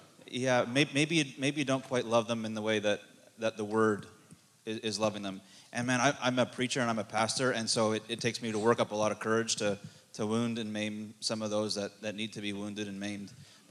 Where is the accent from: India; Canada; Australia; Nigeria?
Canada; I'm from Canada.